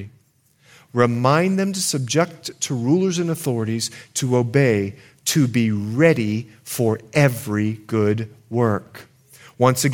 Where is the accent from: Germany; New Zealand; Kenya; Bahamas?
Bahamas; now in United States; I grew up in the Bahamas